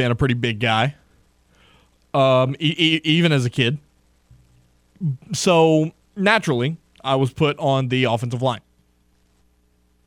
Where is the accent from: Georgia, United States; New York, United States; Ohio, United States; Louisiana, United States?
Louisiana, United States; Crowley; I grew up in Crowley.